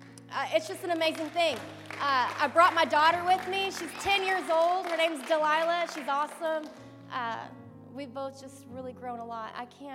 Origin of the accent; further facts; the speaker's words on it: Arkansas, United States; I came from Arkansas to be in the program in Alabama.